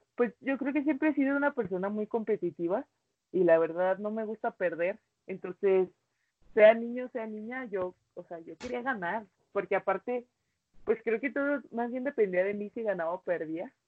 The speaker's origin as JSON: {"language": "Spanish", "town": "Cuauhtémoc", "region": "Chihuahua", "country": "Mexico", "tie": "born or raised there", "also_born_or_lived": "United States", "said": "yo me vine a Cuauhtémoc con mi abuela y pues como quien dice mi abuela fue quien me crió"}